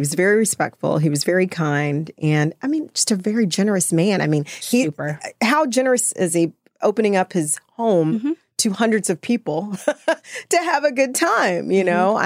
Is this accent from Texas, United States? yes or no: yes; Austin, Texas, United States; I'm from Austin. I've always been in Austin. I've, like, you know, I never left Austin